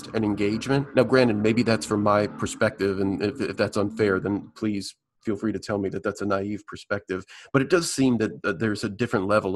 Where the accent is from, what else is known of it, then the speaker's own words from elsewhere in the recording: South Bend, Indiana, United States; moved away; my hometown of South Bend, Indiana